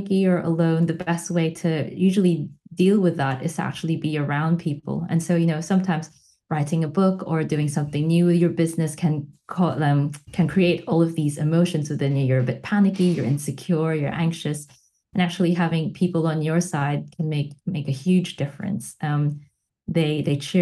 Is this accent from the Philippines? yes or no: yes; Philippines; also born or lived in Melbourne, Australia; now in Manchester, United Kingdom; Growing up in the Philippines